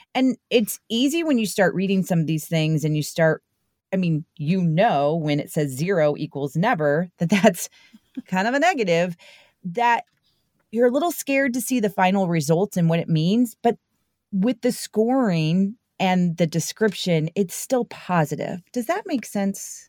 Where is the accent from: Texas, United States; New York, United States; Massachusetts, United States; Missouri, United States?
Missouri, United States; St. Louis; born and raised here in Saint Louis